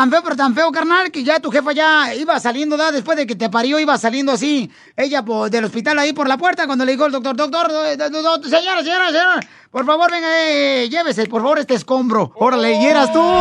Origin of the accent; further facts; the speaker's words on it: Tijuana, Baja California, Mexico; yo soy de aquí de Tijuana.